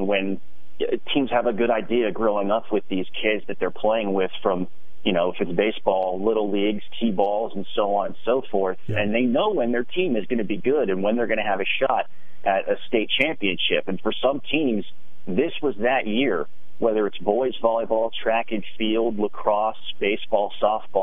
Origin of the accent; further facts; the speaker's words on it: Harrisburg, Pennsylvania, United States; also born or lived in Altoona, Pennsylvania / York, Pennsylvania; I'm a Pennsylvania kid, born and bred. I grew up in Harrisburg